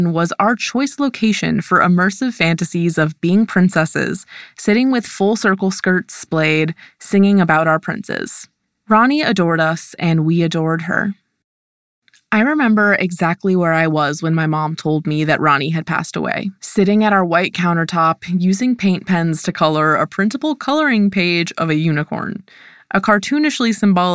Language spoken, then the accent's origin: English; Silver Lake, Ohio, United States; my hometown of Silver Lake, an impossibly picturesque suburb of Akron, Ohio.